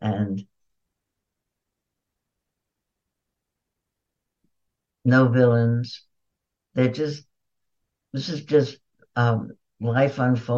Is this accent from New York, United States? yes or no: yes; New York, United States; I was born in New York